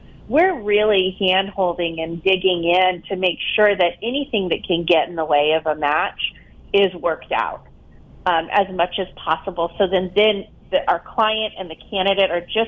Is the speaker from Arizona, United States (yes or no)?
yes; Tucson, Arizona, United States; moved away as an adult; also born or lived in Phoenix / Palm Beach, Florida; I'm from Tucson